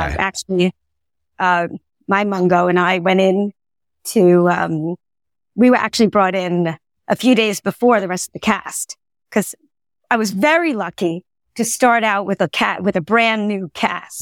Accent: Long Island, New York, United States; I grew up in Long Island, New York

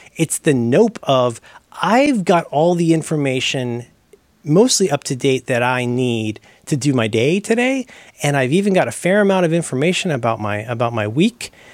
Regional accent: Ohio, United States; growing up in Ohio

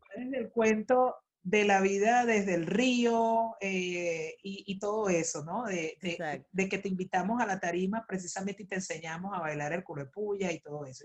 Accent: El Clavo, Miranda, Venezuela; moved away as an adult; also born or lived in Caracas; lo que hice fue nacer nada más porque por supuesto mi crianza en mi clavo, Barlovento está Miranda

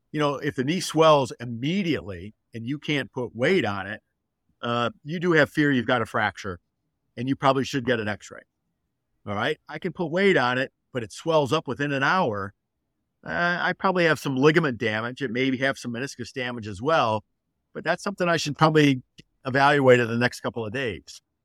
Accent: Detroit, Michigan, United States; I grew up in Detroit, and I'm a Michigan boy

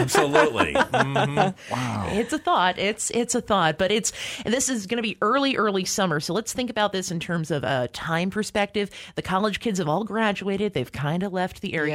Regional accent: New York, United States; moved away; I'm from New York State originally

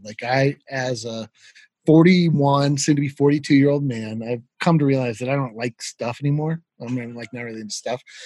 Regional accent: Fort Collins, Colorado, United States; So I grew up in Fort Collins. I went to CSU

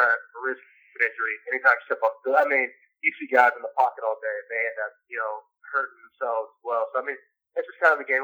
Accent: Western Kansas, United States; growing up in Kansas

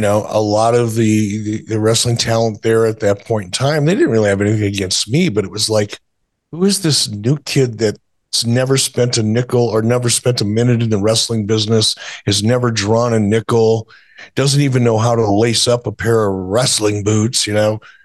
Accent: Detroit, Michigan, United States; moved away; also born or lived in Minnesota; growing up in Detroit

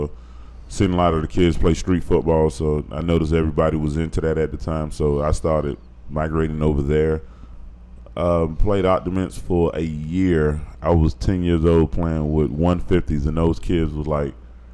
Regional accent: Miami Gardens, Florida, United States; I grew up in Carroll City. Right now, the name of it is Mammy Gardens, but I will always call it Carroll City. Grew up in the Mammy area

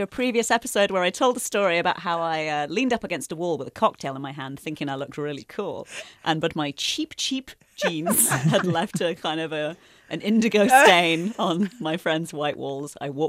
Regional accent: United Kingdom; now in United States; I've had to learn to like it as a Brit.

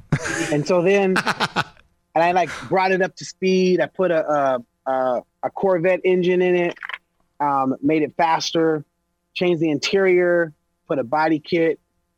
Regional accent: Los Angeles, California, United States; I'm from East L.A., bro. I was one of the only black families in an all-Mexican neighborhood.

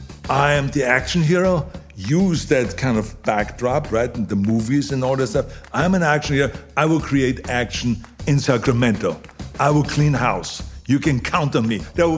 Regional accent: Austria; now in United States; I come from Austria, born in Austria and made in America.

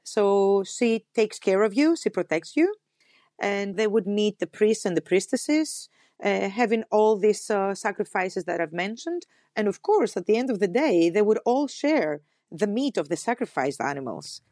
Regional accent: Athens, Attica, Greece; for us, the Athenians

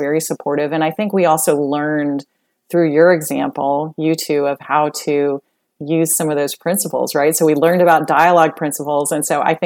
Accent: Colorado, United States; now in Texas, United States; I grew up in Colorado

